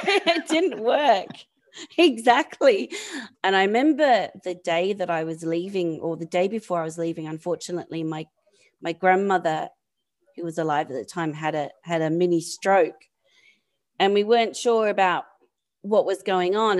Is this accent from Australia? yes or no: yes; Campbelltown, New South Wales, Australia; also born or lived in London; now in San Francisco, United States; I'm from Campbelltown, which is about thirty miles southwest of Sydney.